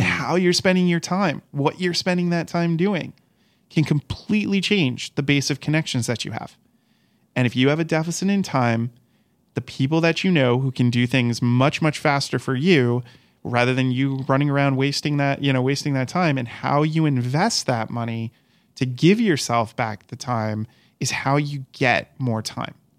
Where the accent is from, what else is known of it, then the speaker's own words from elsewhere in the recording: Rhode Island, United States; moved away; I'm from Rhode Island. And when I was in Rhode Island and I was getting my degree in education